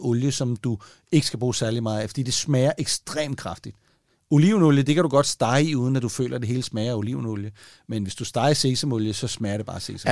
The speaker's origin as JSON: {"language": "Danish", "country": "Denmark"}